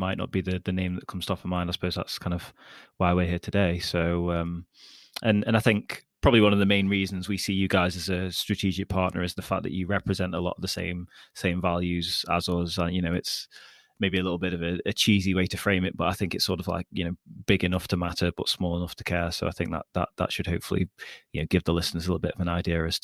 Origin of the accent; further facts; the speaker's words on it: border of Stoke-on-Trent, West Midlands, United Kingdom; Fellow Midlands person